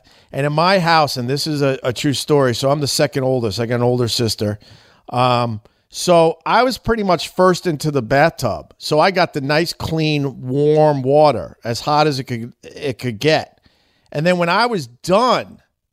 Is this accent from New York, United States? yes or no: yes; Centerport, New York, United States; I'm from Centerport, Long Island, which is a very religious little town